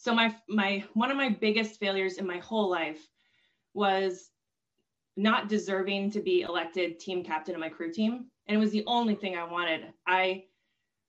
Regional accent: Washington, United States; moved away as an adult; We grew up in Washington State

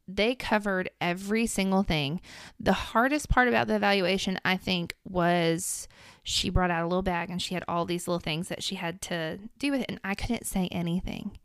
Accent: Middle Tennessee, United States; I'm from Middle Tennessee, grown up from here.

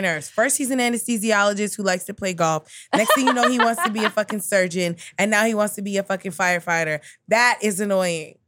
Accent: New York City, New York, United States; being from Queens, like, I grew up with so many Asian American people

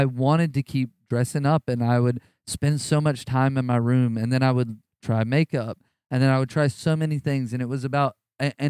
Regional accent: the South, United States; I grew up in the South

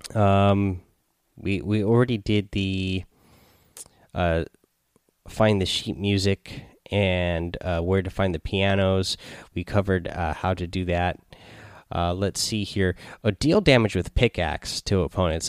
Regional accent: Seattle, Washington, United States; I am from Seattle here

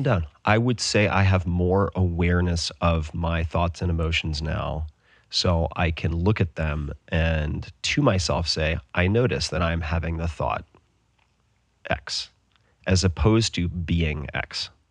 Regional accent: Austin, Texas, United States; also born or lived in Bay Area; my hometown of Austin

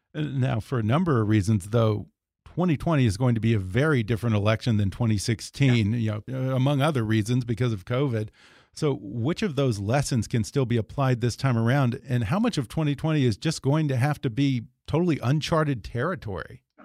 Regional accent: Richmond, Texas, United States; I am originally from Richmond, Texas

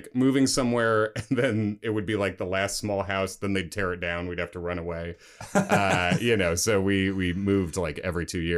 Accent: Chicago, Illinois, United States; also born or lived in Oak Park, Illinois / Long Island, New York / Indiana; I was born in Chicago, grew up mostly around there

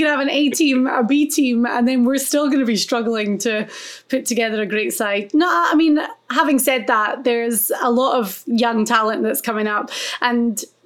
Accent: Scotland, United Kingdom; I'm from Scotland

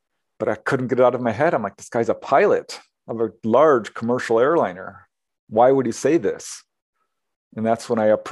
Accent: Topanga, California, United States; born or raised there; also born or lived in Chicago, Illinois

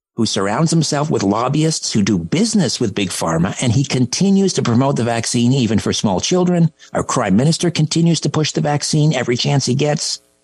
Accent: Canada; as a Canadian

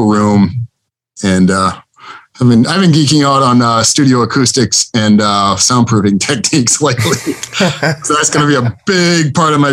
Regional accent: Bloomington, Indiana, United States; moved away; I grew up in Bloomington, Indiana

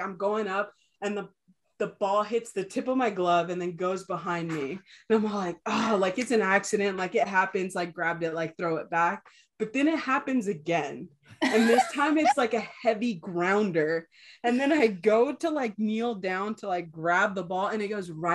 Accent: California, United States; also born or lived in Ensenada, Mexico / Los Angeles, United States; I came back to my hometown

